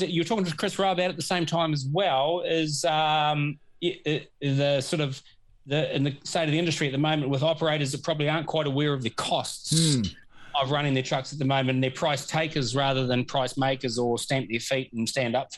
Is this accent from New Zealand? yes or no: yes; New Zealand; as a New Zealander